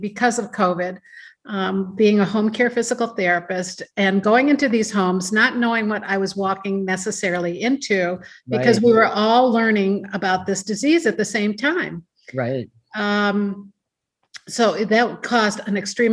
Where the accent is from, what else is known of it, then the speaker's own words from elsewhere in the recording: Ohio, United States; also born or lived in Seattle, Washington; now in Madison, United States; I was born in Seattle, Washington, but I was raised and educated in Ohio